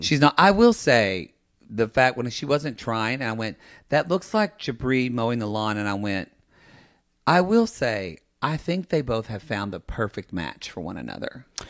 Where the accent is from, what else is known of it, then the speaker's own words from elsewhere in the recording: Oklahoma, United States; moved away; I'm from Oklahoma